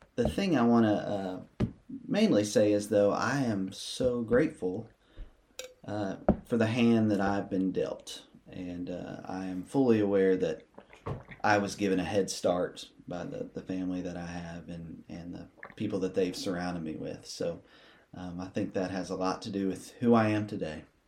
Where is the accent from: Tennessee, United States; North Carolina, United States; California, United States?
Tennessee, United States; Athens; also born or lived in Bristol, Tennessee; far enough away to get away from the small town of Athens, about three hours, but the safety of being able to come back home and, and see my family